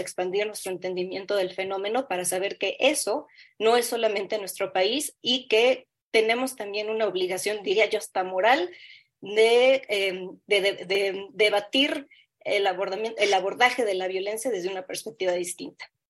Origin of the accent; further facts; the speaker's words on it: Mexico; nosotros como, como mexicanos